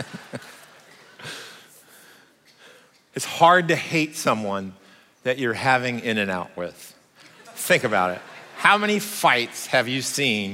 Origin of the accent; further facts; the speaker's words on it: Oregon, United States; I'm American. I was born in Oregon, but I'm also Swiss